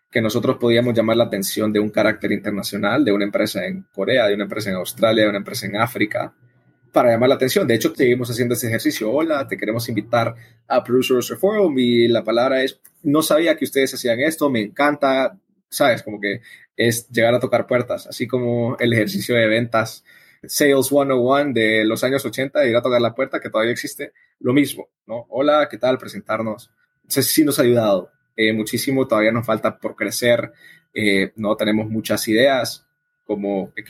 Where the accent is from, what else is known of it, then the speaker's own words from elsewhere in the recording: El Salvador; born there; also born or lived in Madrid, Spain; Yo nací en El Salvador, nací en un país productor, el café siempre prestado estado en mis alrededores. Yo fui a estudiar ingeniería agroambiental a Madrid